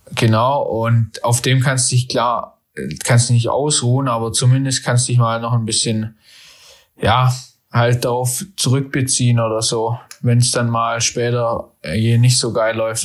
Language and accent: German; Nürtingen, Baden-Württemberg, Germany; also born or lived in Freiburg; ich komme ja hier aus der Nähe von Stuttgart, aus Nürtingen